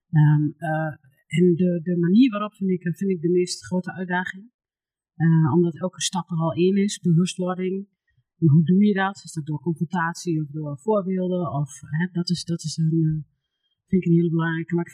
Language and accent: Dutch; Tubbergen, Overijssel, Netherlands; Eh, ik kom uit de gemeente Tubbergen, uit gisteren